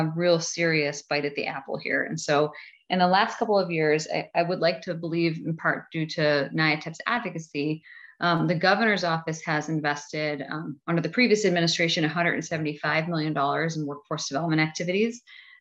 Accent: Buffalo, New York, United States; I come from Buffalo, so I'm from Erie County

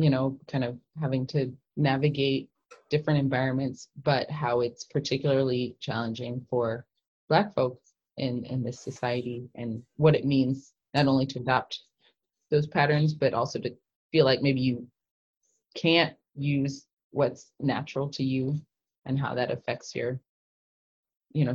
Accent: Kansas, United States; growing up in Kansas

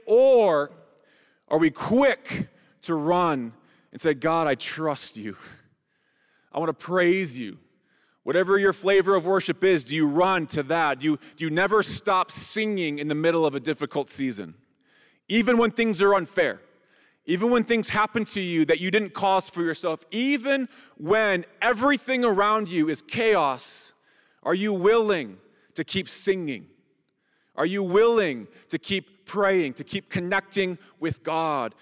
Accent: United States; we as American Christians

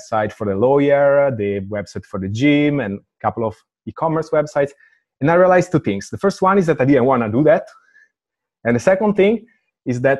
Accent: Italy; moved away as an adult; now in Amsterdam, Netherlands; I come from Italy and I am a technical dude

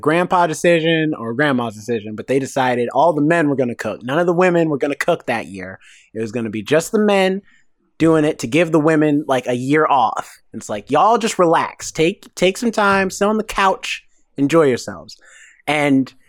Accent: the South, United States; I'm from the South

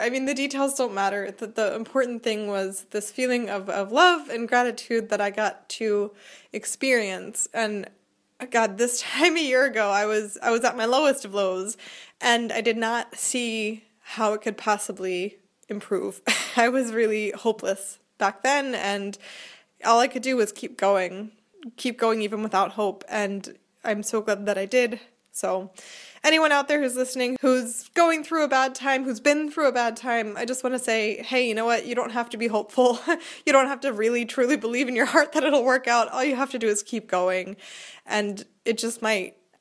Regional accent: Philadelphia, Pennsylvania, United States; accent: city northeastern; moved away as an adult; now in Germany; I'm from Philadelphia. I grew up in a family of the exact kind of Philadelphia sports fans

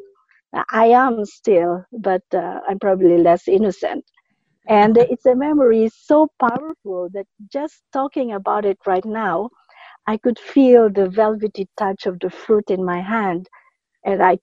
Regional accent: Philippines; moved away as an adult; also born or lived in Dubai, United Arab Emirates; now in Dar es Salaam, Tanzania; my childhood, growing up in the Philippines

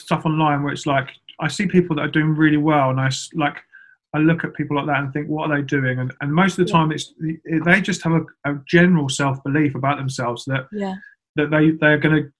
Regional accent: Milton Keynes, South East England, United Kingdom; I'm from Milton Keynes.

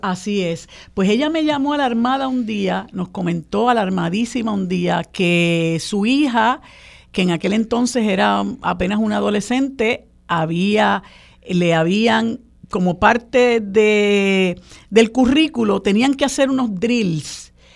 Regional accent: Puerto Rico; nosotros como puertorriqueños y puertorriqueñas

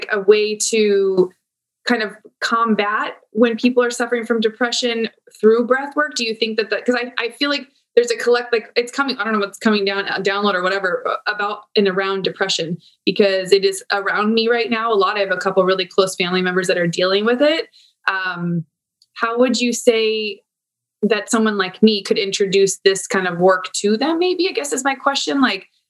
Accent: Santee, California, United States; out in East County where I grew up in Santee

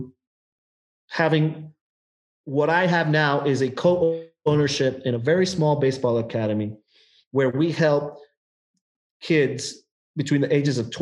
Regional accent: Nicaragua; now in United States; I'm originally from Nicaragua

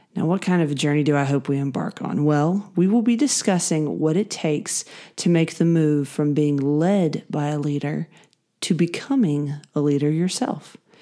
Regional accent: Greenville, South Carolina, United States; I am from the Greenville, South Carolina area

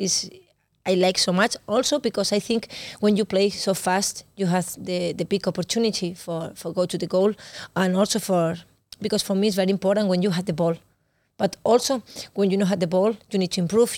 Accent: Barcelona, Catalonia, Spain; English is a second language; moved away as an adult; now in Denmark; I am from Barcelona

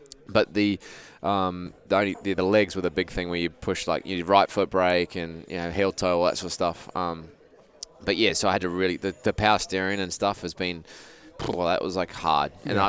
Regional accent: Australia; now in United States; So, I'm from Australia. What are you doing here? Oh, I'm actually just moved over here.

